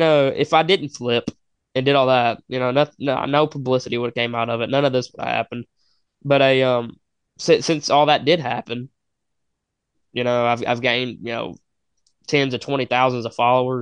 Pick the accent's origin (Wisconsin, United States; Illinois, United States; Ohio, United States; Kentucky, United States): Kentucky, United States; I was a kid from Kentucky.